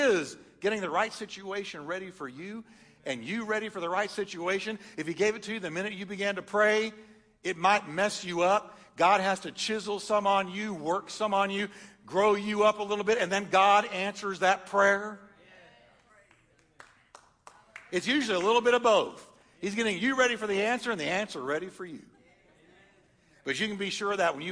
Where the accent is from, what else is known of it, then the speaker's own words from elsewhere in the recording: Texas, United States; also born or lived in upstate New York; I was born in New York. Don't hold it against me. I was raised in Texas. I'm good. I say y'all instead of use guys.